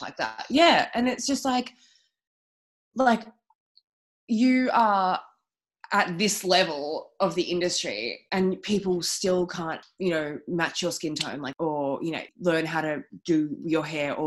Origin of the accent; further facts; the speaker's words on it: Melbourne, Victoria, Australia; I grew up like in Albert Park. I'm from here